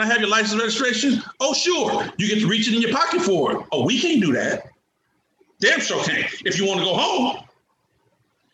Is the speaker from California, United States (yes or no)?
yes; Oakland, California, United States; I was a young black man growing up in East Oakland, California